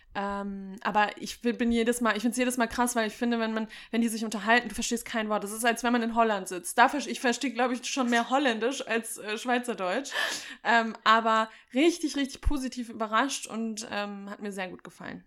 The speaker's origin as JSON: {"language": "German", "area": "Sauerland", "region": "North Rhine-Westphalia", "country": "Germany", "said": "ich komme ja aus dem Sauerland"}